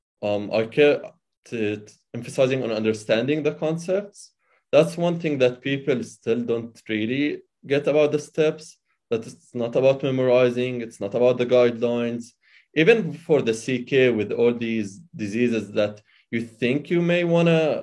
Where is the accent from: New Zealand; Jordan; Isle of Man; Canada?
Jordan; Amman, Amman Governorate; moved away as an adult; now in United States; I was born and raised in Amman, Jordan